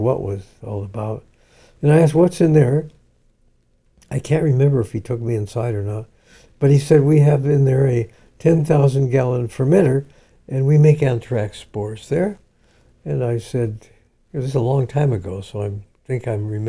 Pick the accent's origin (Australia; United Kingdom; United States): United States; as an American